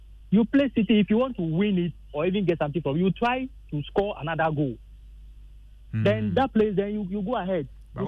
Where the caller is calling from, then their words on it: Hohoe, Volta, Ghana; this is … from Hohoi.